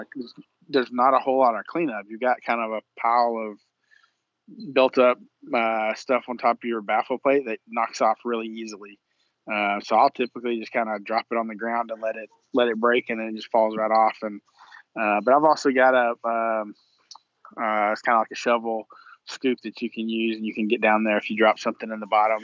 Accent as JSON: {"language": "English", "region": "Texas", "country": "United States", "said": "we're from Texas"}